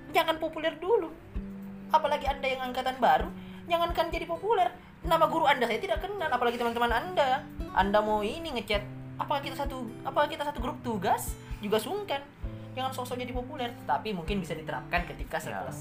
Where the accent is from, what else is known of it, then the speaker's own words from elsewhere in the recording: West Sulawesi, Indonesia; Ya bencana yang terjadi di Sulawesi Barat, di kampung halaman saya